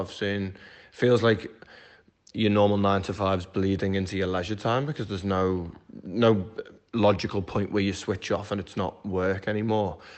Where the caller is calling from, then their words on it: Melbourne, Victoria, Australia; we're calling from Melbourne in Australia